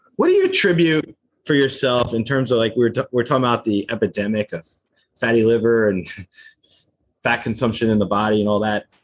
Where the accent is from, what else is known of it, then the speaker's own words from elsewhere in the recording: New Jersey, United States; I grew up in New Jersey